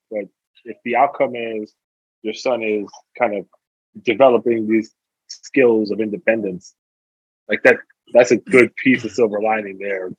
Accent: New York City, New York, United States; Even though I was born in the Bronx.

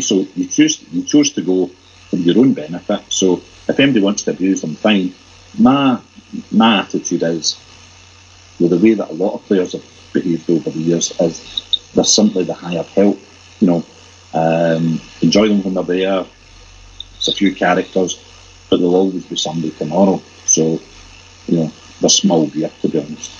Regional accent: Glasgow, Scotland, United Kingdom; I'm very proud as a Glaswegian

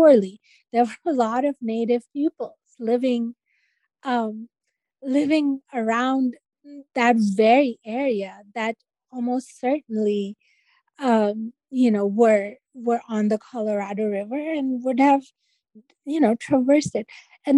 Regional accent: Pakistan; I take the women that I knew growing up in Pakistan and, they weren't rebellious, but they were very resilient and they raised families and they educated their kids

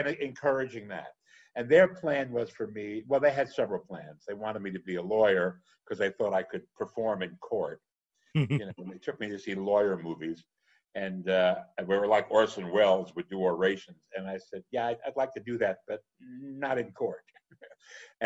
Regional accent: New Jersey, United States; I grew up in Jersey, and so I would go into New York

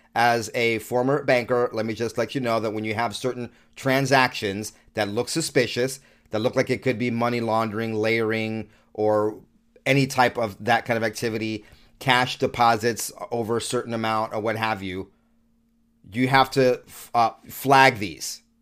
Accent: New York City, New York, United States; moved away; I was born in New York and lived in New York the first half of my life

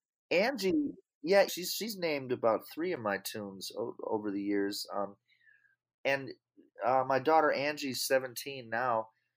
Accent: Worcester, Massachusetts, United States; born there; I was born in 1967 in Worcester, Mass. I didn't grow up there

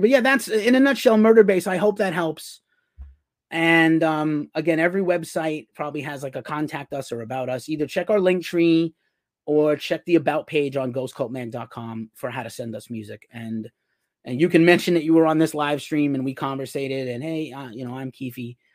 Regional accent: New York City, New York, United States; moved away as an adult; the Bronx, my hometown

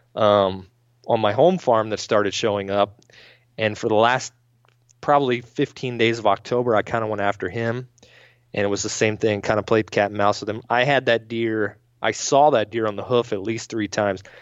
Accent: Maryland, United States; moved away; back home where I grew up in Maryland

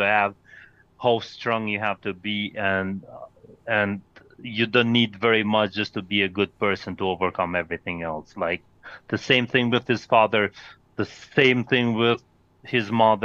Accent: Kosovo; English is a second language; I'm from Kosovo. I'm 30 years old

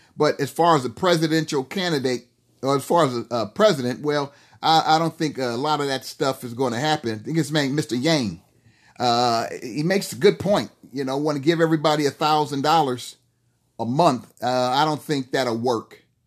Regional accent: United States; we as American people, and especially we as black people

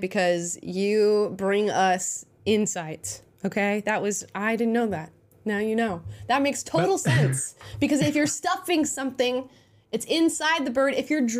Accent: Florida, United States; Well, I am from Florida, but for some reason, I didn't get any of, like, I didn't get a Southern draw, and it makes me so upset.

